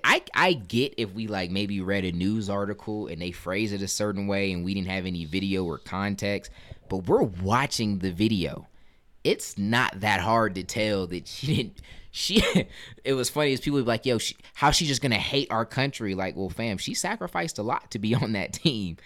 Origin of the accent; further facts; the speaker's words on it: United States; showing my pride as an American